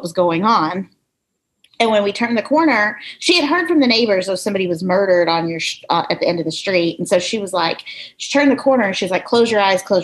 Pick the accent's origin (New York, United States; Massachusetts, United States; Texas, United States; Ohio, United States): Texas, United States; Irving; I grew up in Irving